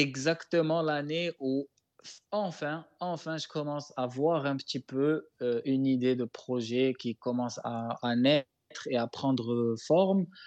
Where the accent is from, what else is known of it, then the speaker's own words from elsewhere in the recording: Morocco; moved away as an adult; also born or lived in Taiwan; je parle du Maroc parce que c'est mon pays natal